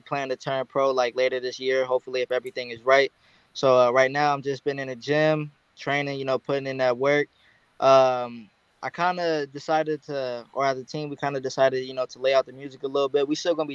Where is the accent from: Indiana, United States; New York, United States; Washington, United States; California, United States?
California, United States; Compton; I'm from Compton